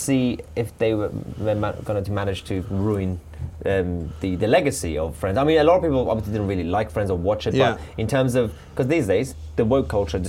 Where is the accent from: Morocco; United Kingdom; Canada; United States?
United Kingdom; as a Brit.